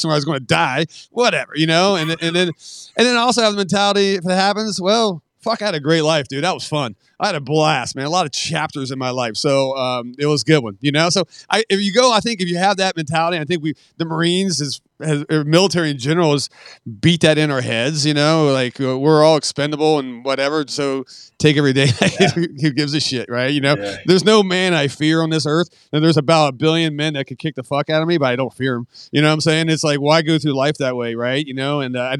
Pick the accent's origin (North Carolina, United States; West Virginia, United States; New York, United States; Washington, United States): West Virginia, United States; I'm from West Virginia